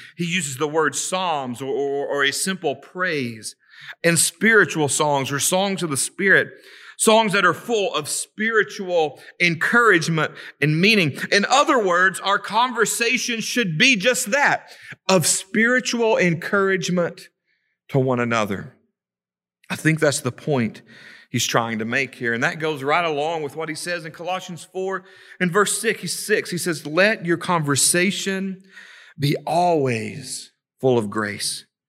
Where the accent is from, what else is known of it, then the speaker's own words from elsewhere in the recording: Savannah, Tennessee, United States; now in Kingston, United States; growing up in Savannah, growing up on the Tennessee River, living in Kingston the last few years